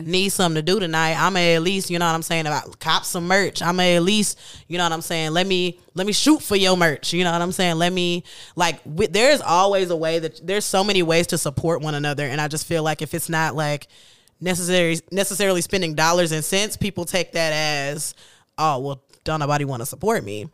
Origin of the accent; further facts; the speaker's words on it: Kansas City, United States; I'm from Kansas City